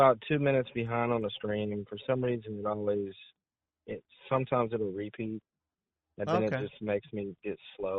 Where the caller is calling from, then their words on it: Arkansas, United States; Hey, this is … from Arkansas.